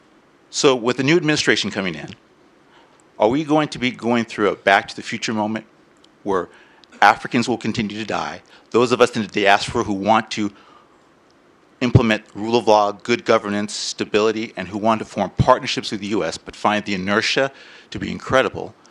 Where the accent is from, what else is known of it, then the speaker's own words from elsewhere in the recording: Equatorial Guinea; I'm from Equatorial Guinea. My father was Equatorial Guinea's first UN ambassador